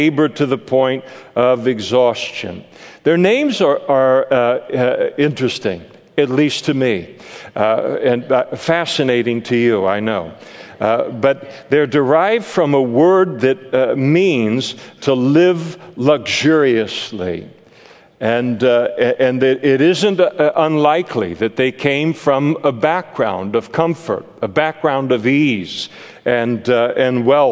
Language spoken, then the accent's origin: English; Napa, California, United States; I grew up in Napa